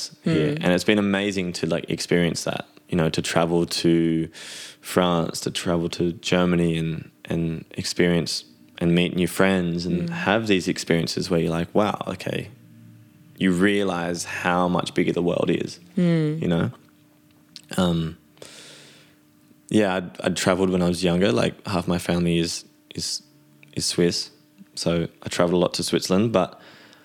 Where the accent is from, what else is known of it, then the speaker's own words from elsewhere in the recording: Byron Bay, New South Wales, Australia; moved away as an adult; now in Amsterdam, Netherlands; as an Australian living on the other side of the world, as beautiful as our country is